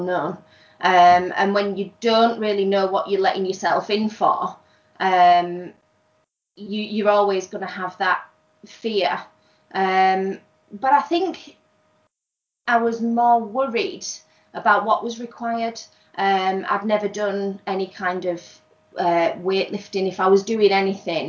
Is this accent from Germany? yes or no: no; near Scarborough, Yorkshire and the Humber, United Kingdom; I am from North Yorkshire, somewhere near Scarborough.